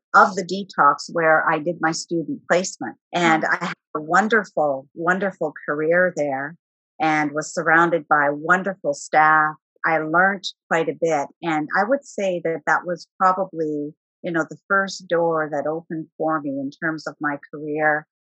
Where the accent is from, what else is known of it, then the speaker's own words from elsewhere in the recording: Timmins, Ontario, Canada; moved away as an adult; also born or lived in Arctic / Northern Quebec / Northern British Columbia / Vancouver; now in Ottawa, Canada; I'm actually from Northern Ontario, a community many people will be familiar with, Timmins. And so I lived in Timmins for the majority of my young adult life as well